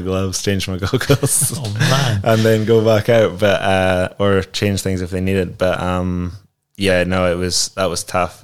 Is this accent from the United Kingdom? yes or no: yes; Scotland, United Kingdom; we're Scottish